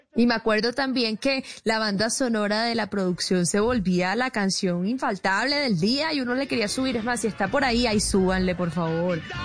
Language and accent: Spanish; Barranquilla, Atlántico, Colombia; accent: Caribbean; moved away as an adult; now in Bogotá, Colombia; De Barranquilla, que también me acogió Bogotá hace 10 años